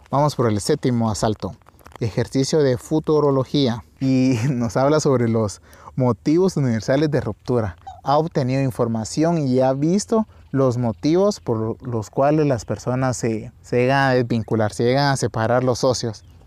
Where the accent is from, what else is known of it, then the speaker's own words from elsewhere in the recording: Santa Rosa, Guatemala; a las faldas del, del volcán Tecuamburra de mi ciudad natal en Guatemala